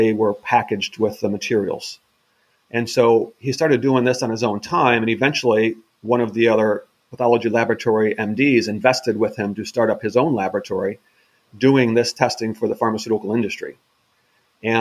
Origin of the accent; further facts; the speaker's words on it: Midwest, United States; moved away; I'm originally from the Midwest